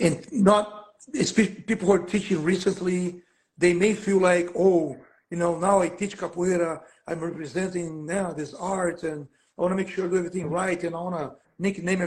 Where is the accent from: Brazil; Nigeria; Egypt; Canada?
Brazil; now in Oakland, United States; I'm from Brazil